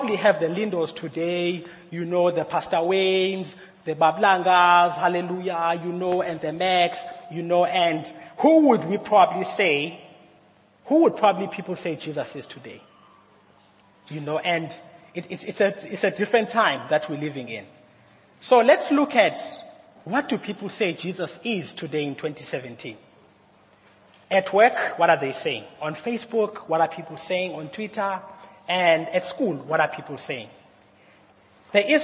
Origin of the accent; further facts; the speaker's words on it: Mthatha, Eastern Cape, South Africa; I was born in Umtata, and I was placed around, I've been in places around Umtata